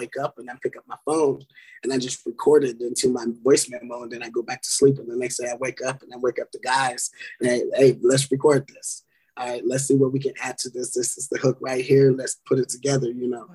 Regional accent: California, United States; Growing up in California with my uncle, John Nash Jr.

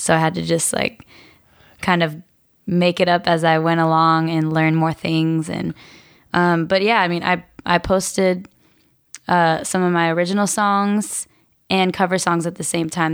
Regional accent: Murrieta, Southern California, United States; I grew up in a town called Marietta. It's in Southern California.

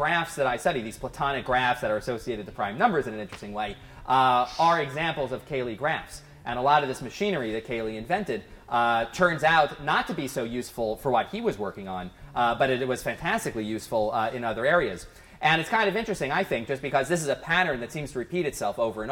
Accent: near Princeton, New Jersey, United States; I grew up near Princeton, New Jersey

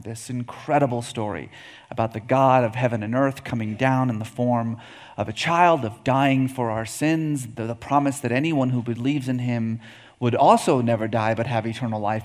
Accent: Iran; I was born in Iran

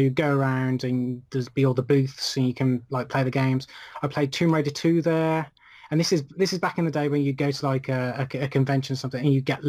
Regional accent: Birmingham, West Midlands, United Kingdom; That is in my hometown, Birmingham.

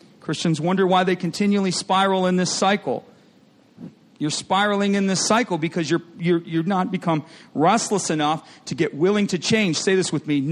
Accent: Michigan, United States; I grew up in Michigan, and they had lots of farmland where I grew up.

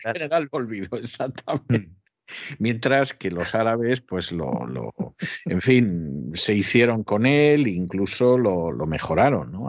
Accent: Spain; siendo español y dependiendo de Iberdrola

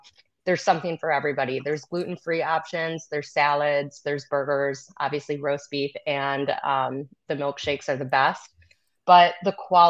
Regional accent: northern Michigan, United States; I'm from Michigan, so northern Michigan. Top of the Mitten

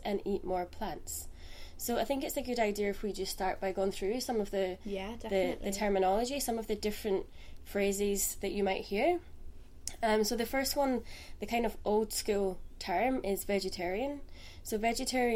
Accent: Scotland, United Kingdom; I'm from Scotland and studied in Aberdeen.

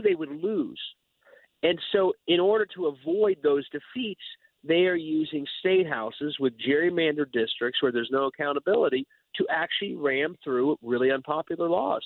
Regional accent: Ohio, United States; I'm from Ohio, which thought of as a moderate state

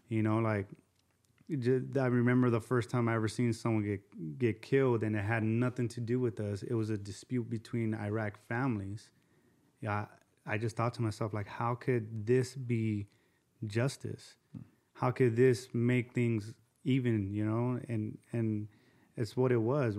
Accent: Azusa, California, United States; also born or lived in Covina, California; I grew up in Azusa, um, Azusa and then Covina

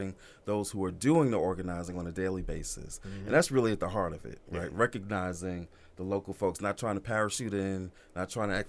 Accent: New York, United States; moved away; also born or lived in the South; I was born and raised in New York, from the BX, right? BX forever

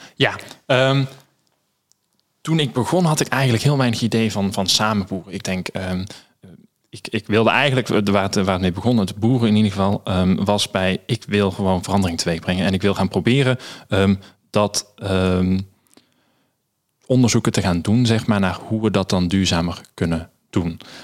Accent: Netherlands; daar zijn we Nederlanders, als Nederlanders heel goed

